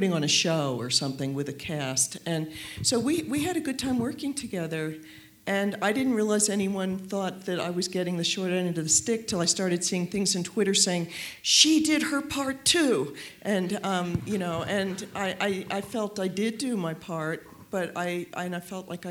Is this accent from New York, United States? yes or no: yes; New York City, New York, United States; also born or lived in Washington; I'm a New Yorker